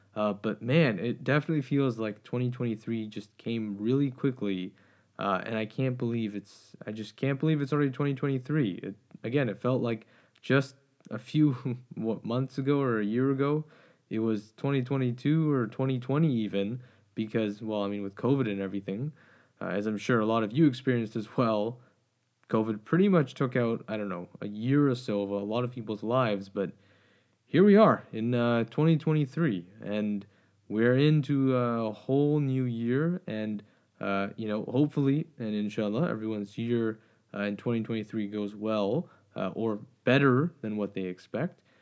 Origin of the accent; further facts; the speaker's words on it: Canada; as a Canadian, uh, and as someone who grew up in Canada